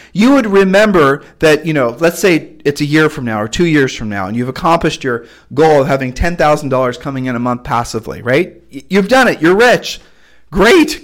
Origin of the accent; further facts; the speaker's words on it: United States; It's part of the way I was raised when I was raised in America